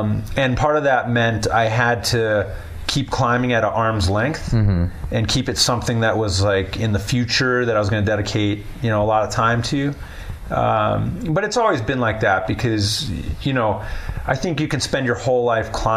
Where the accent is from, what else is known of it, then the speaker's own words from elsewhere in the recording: Chicago, Illinois, United States; moved away as an adult; also born or lived in Winnetka, Illinois; now in Colorado, United States; I grew up in Chicago